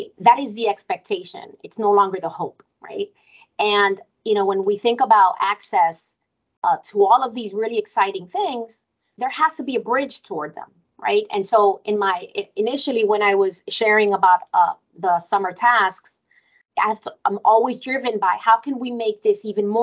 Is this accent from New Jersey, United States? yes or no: yes; Newark, New Jersey, United States; English is a second language; as a child going to school in Newark. I'm a Newark public school kiddo, and I went to Roberto Clemente, and I didn't speak English